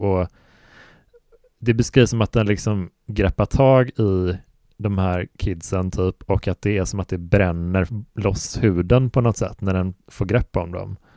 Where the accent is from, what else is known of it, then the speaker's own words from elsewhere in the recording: Sweden; det finns en sjö som heter Helsjön ganska nära där jag växte upp, som är fem kilometer bort